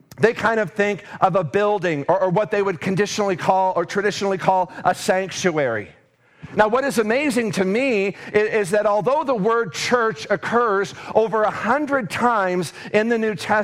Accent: Davenport, Iowa, United States; now in Mason City, United States; I was born and raised in Davenport, Iowa, and I had been living there, you know, for the first 20 years of my life

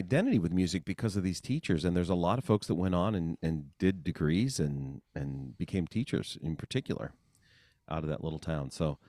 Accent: rural Western Pennsylvania, United States; born or raised there

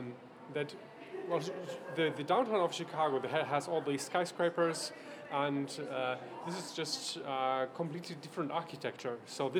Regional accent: Germany; I'm from Germany

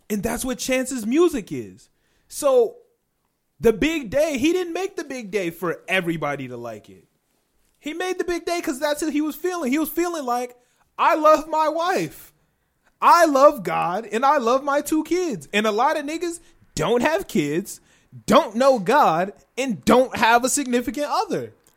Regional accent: Chicagoland area, Illinois, United States; We're not from Chicago, but we're in the Chicagoland area.

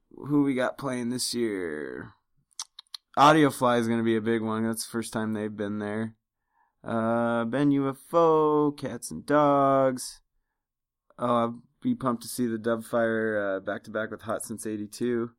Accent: Iowa, United States; now in Colorado, United States; growing up in the Iowa scene.

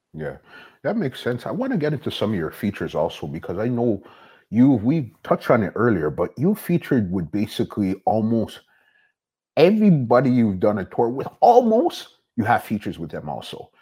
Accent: Toronto, Ontario, Canada; We're from Toronto, the big city.

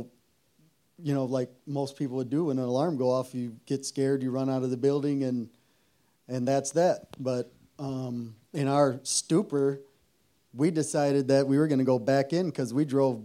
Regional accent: Zeeland, Michigan, United States; I grew up here in Zeeland, and we had a good home.

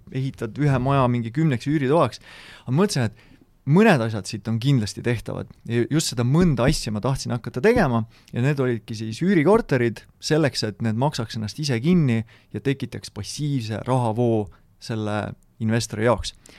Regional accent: South Estonia, Estonia; Lõuna-Eesti poisina

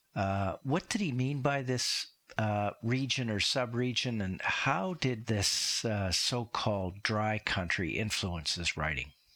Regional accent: Saskatchewan, Canada; I grew up in Saskatchewan

